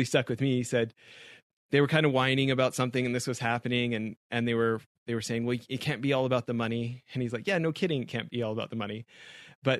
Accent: Canada; growing up in Canada

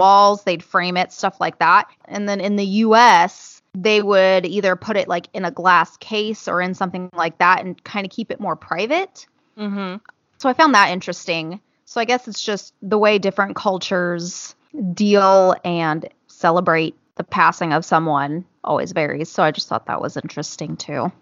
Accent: California, United States; I'm from California

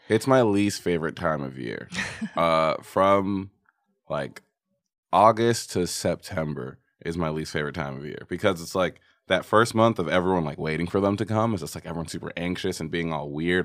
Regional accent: New York, United States; moved away; also born or lived in Texas; I'm from New York, but I went to high school in Texas

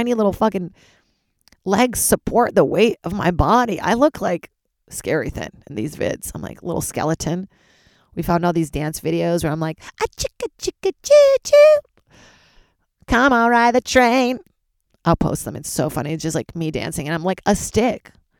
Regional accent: Charlottesville, Virginia, United States; moved away; also born or lived in Brazil; Charlottesville, Virginia, my hometown after Brazil

